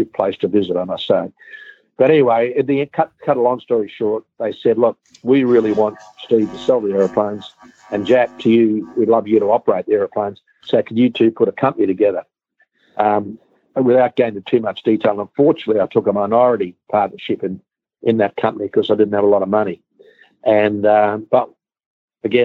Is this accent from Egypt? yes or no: no; Australia; I'm from Australia.